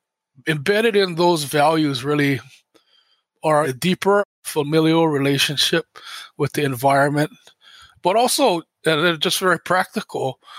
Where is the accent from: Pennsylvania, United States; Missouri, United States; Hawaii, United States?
Hawaii, United States; Oahu; I'm from Oahu, Hawaii.